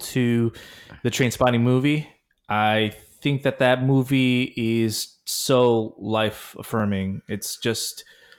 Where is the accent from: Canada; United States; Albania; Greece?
United States; Oakland, California; my hometown of Oakland, California